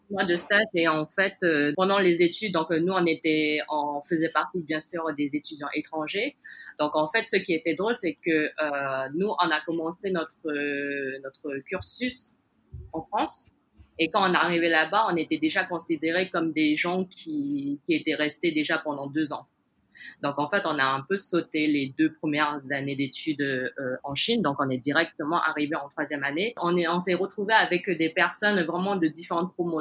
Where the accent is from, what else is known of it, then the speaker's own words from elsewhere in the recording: French Guiana; moved away as an adult; now in Hong Kong; Je suis née en Guyane, euh, d'origine chinoise